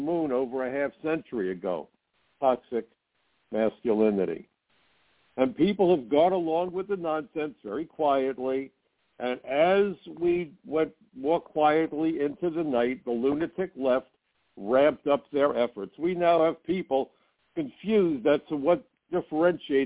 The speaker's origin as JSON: {"language": "English", "town": "New York City", "region": "New York", "country": "United States", "tie": "born or raised there", "said": "I grew up in Brooklyn"}